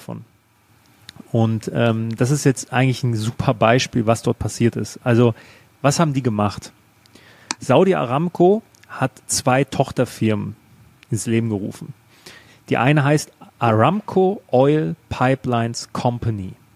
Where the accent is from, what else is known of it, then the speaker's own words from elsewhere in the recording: Germany; bei uns in Deutschland